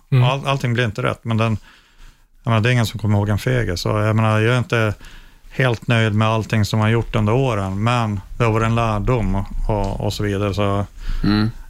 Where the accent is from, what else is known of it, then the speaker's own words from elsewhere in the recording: Norrland, Sweden; ja men det är väl kanske min norrländska tjurighet där, att jag, jag ger inte upp